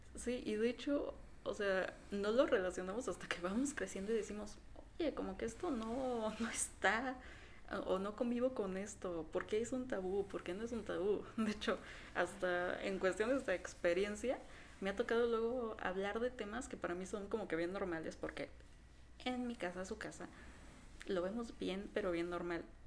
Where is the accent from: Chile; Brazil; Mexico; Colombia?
Mexico; aquí en México. Sí, para que de los que no sepan somos de México.